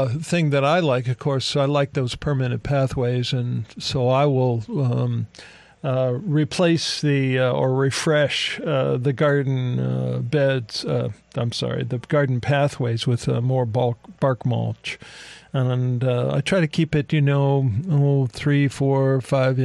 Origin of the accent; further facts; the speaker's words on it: Ohio, United States; moved away; Where I grew up in Ohio, right on the border of Pennsylvania